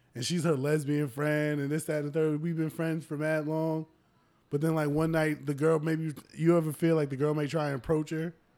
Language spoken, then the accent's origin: English; United States; us being Americans